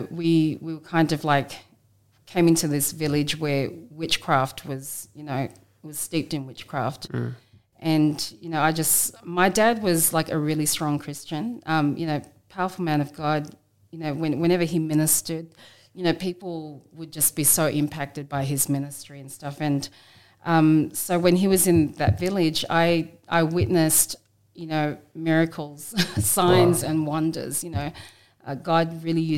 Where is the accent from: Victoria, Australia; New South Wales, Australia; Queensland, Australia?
New South Wales, Australia; Sydney; also born or lived in Maitland, New South Wales / Fiji; We grew up in the inner west suburbs of Sydney